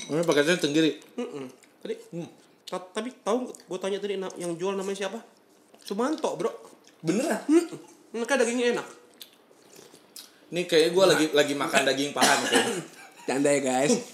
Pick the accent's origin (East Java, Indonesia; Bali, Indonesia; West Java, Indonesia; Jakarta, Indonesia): West Java, Indonesia; Iya kalau gue sih orang Sunda